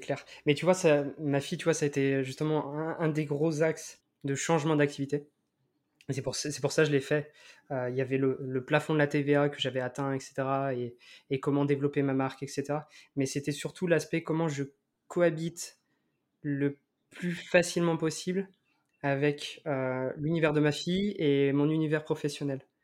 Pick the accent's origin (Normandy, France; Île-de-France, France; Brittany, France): Brittany, France; Crozon; je suis de Crozon